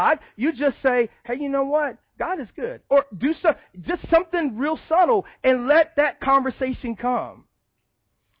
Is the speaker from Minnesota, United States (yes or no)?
no; Chicago, Illinois, United States; moved away; I didn't grow up in the South. I grew up in Chicago. I grew up on the South side of Chicago